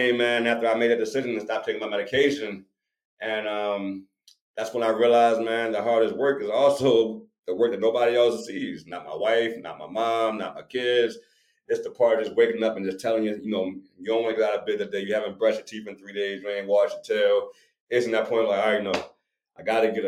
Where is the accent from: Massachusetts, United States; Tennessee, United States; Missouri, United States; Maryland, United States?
Maryland, United States; Baltimore; I'm from Baltimore. I'm from the hood.